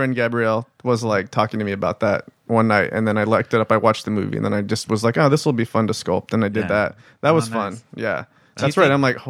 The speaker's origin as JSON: {"language": "English", "town": "Phoenix", "region": "Arizona", "country": "United States", "tie": "born or raised there", "said": "I grew up in Phoenix."}